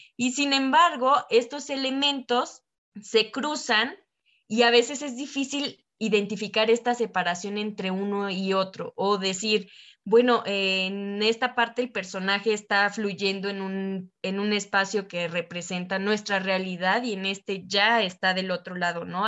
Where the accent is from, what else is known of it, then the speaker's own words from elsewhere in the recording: Mexico; nosotros como América Latina o mexicanos